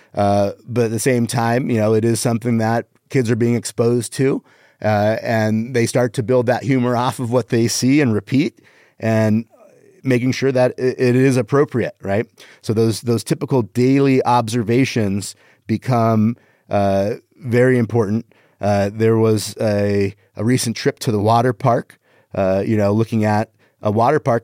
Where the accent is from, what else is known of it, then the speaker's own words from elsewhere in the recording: Canada; I am Canadian